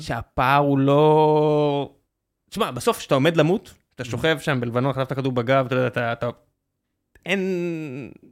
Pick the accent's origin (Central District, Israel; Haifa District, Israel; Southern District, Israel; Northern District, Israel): Southern District, Israel; Beersheba; moved away as an adult; now in Tel Aviv, Israel; נולדתי בבאר שבע, חייתי שם עד גיל 24, מאז תל אביב